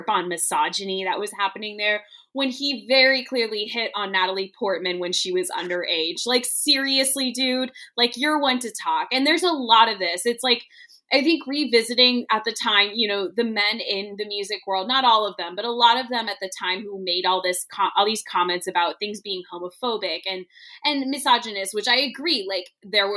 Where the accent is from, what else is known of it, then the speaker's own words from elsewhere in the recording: Virginia, United States; I grew up in Virginia